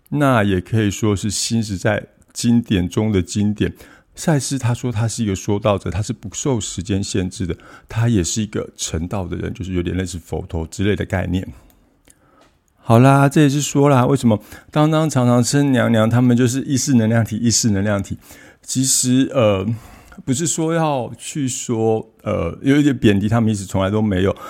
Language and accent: Chinese; Taiwan; 我们台湾这边